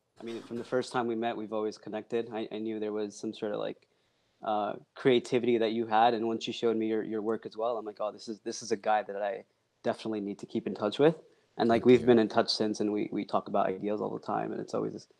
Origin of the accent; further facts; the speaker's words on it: United States; also born or lived in Pakistan; I moved here at the age of 3 with my family